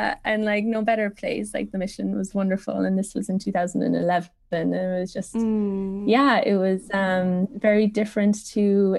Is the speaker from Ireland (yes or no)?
yes; County Cork, Munster, Ireland; moved away as an adult; also born or lived in California, United States; So I am Irish. I was born and raised in Ireland, and I moved to the States when I was 23, like right after college.